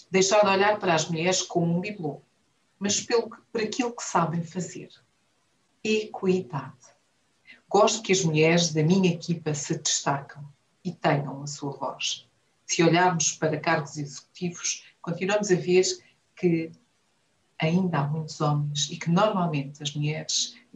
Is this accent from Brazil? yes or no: no; Viana do Castelo, Norte, Portugal; moved away as an adult; now in Angola; Sou minhota da Viena de Castelo e, estou, e sou angolana de coração, onde estou desde 2006 e comecei pelo banco.